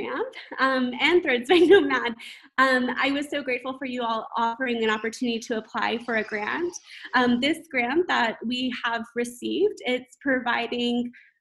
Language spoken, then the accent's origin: English; United States; moved away as an adult; now in Kampala, Uganda; as an American living here